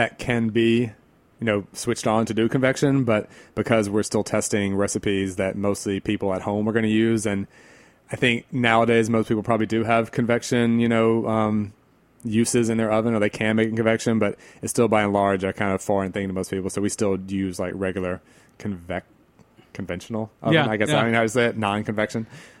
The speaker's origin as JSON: {"language": "English", "region": "the South", "country": "United States", "tie": "born or raised there", "said": "what we have growing up in the South"}